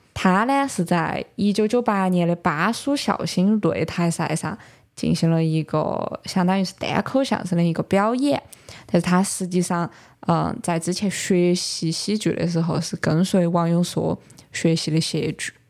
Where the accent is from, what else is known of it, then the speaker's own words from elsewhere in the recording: Sichuan, China; 我们四川的这种方言艺术